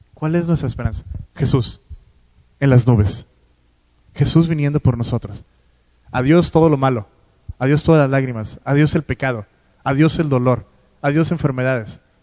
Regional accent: Culiacán, Sinaloa, Mexico; moved away; de donde vengo, de Culiacán. Eh, siguen yendo a la misma iglesia donde yo iba

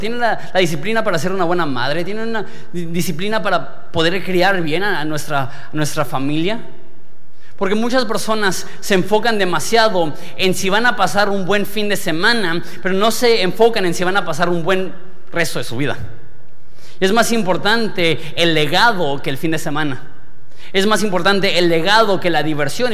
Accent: Mexico; yo soy mexicano

